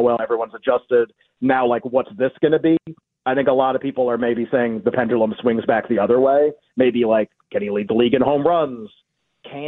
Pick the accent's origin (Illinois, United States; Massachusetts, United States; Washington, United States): Massachusetts, United States; born or raised there